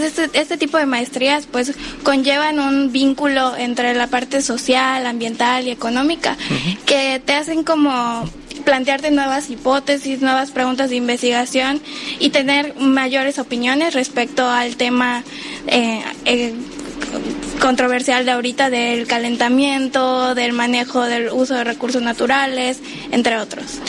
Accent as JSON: {"language": "Spanish", "town": "Mérida", "region": "Yucatán", "country": "Mexico", "moved": "as an adult", "lives_now": "Cozumel, Mexico", "said": "Yo soy de Mérida, Yucatán"}